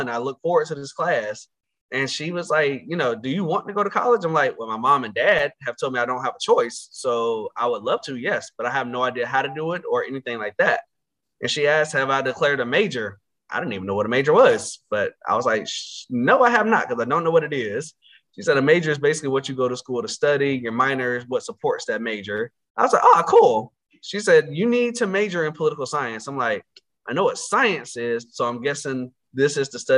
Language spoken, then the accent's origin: English; Conway, North Carolina, United States; also born or lived in Roanoke Rapids, North Carolina; I grew up in a little small town in northeastern North Carolina called Conway, North Carolina, which is located in Northampton County